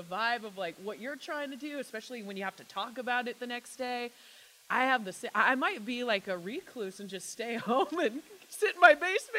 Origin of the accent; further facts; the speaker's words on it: Vancouver, British Columbia, Canada; Vancouver, yes.